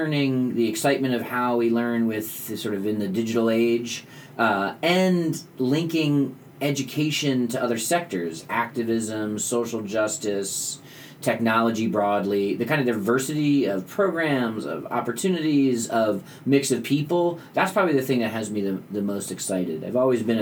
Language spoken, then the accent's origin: English; just outside Washington, D.C., Northern Virginia, United States; born or raised there